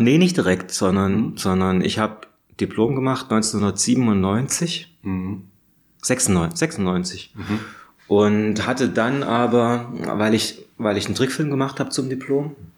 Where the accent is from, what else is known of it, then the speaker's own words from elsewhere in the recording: Radeberg, Saxony, Germany; now in Berlin, Germany; ich komme aus Radeberg in der Nähe von Dresden